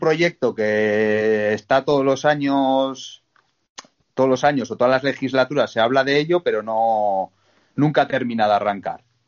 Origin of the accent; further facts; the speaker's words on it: Bergara, Basque Country, Spain; moved away as an adult; now in Montaña Palentina, Spain; soy de, de Vergara, del País Vasco